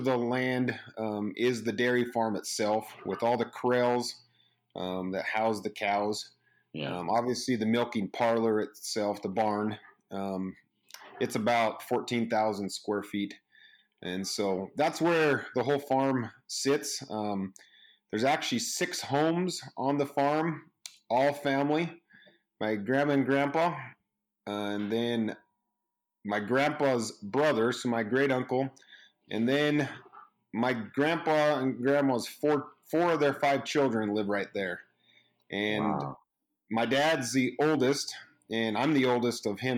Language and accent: English; Fallon, Nevada, United States; I'm a fourth generation dairyman in Fallon, Nevada